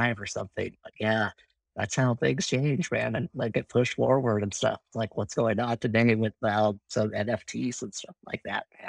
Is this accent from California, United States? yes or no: yes; Irvine, California, United States; went to a junior college in Irvine, where I grew up in Southern California